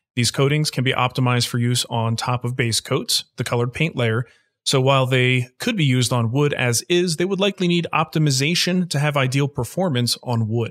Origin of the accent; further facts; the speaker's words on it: New Jersey, United States; now in Pittsburgh, United States; I was born in New Jersey